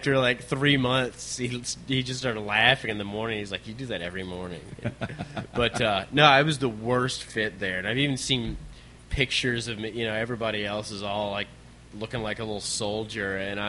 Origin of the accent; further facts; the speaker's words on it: Richmond, Virginia, United States; Yeah, I'm from